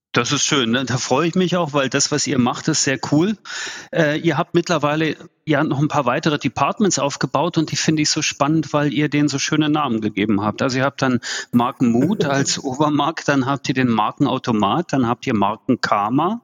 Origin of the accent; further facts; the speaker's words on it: East Germany, Germany; also ich bin in der DDR geboren